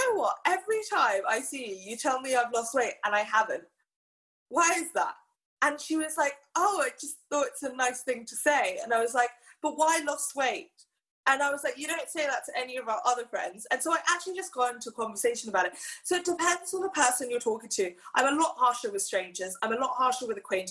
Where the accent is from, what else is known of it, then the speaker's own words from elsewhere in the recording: Hong Kong; growing up in Hong Kong